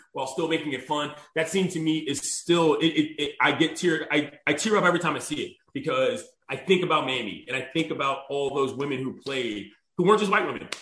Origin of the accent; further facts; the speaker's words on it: Washington, District of Columbia, United States; I'm from the District of Columbia, the capital of the United States of America, Washington, D.C.